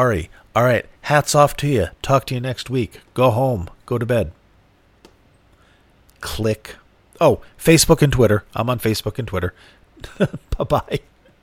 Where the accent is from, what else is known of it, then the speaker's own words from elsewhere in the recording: United States; I have grown up in America